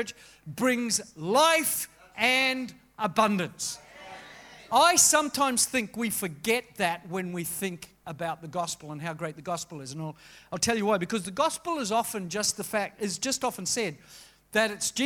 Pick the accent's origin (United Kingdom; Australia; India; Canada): Australia; to be an Australian